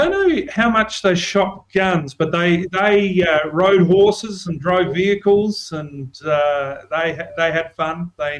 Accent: Bordertown, South Australia, Australia; Well, I was born in Bordertown, same birthplace as Bob Hawke, I tell everyone. I lived the first 5 years of my life on a cattle and sheep station, which was about 20 mile out from Bordertown.

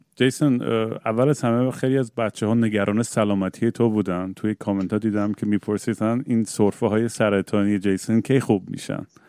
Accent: Eugene, Oregon, United States; منم بچگیام که یوجین بزرگ شدم

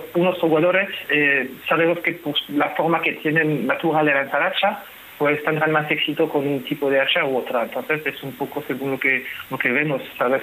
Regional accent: France; Spanish is a second language; now in Spain; yo soy francés

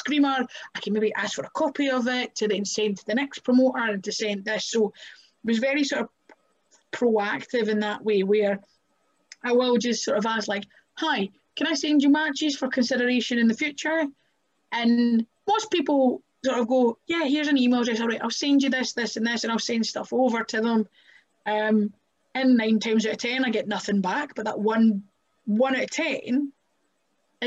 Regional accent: Kirkcaldy, Scotland, United Kingdom; now in Glasgow, United Kingdom; I'm from Kirkcaldy. I live in Glasgow.

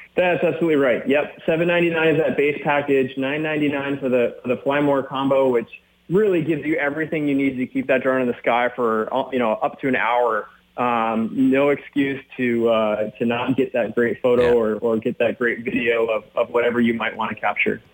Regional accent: Minnesota, United States; I grew up in Minnesota

